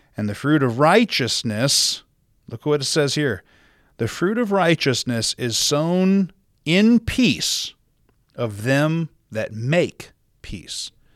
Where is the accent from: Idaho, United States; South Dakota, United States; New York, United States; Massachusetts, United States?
South Dakota, United States; now in Utah, United States; growing up in South Dakota, the Great Plains of the country